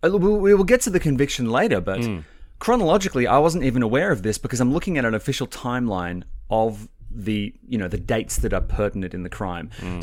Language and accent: English; St Leonards, New South Wales, Australia; born there; Now, was I born in St. Vincent? No, I was born in St. Leonard's, wasn't I?